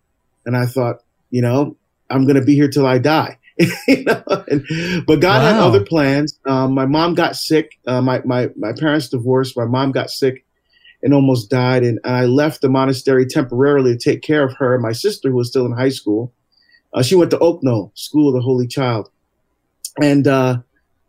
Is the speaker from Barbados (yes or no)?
yes; Barbados; now in United States; I was born in Barbados, actually in the West Indies, in the Caribbean.